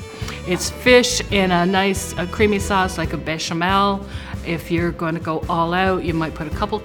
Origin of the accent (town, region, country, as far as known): Newfoundland and Labrador, Canada